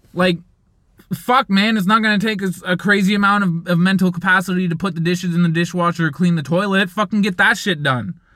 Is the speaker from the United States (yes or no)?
no; Canada; I'm Canadian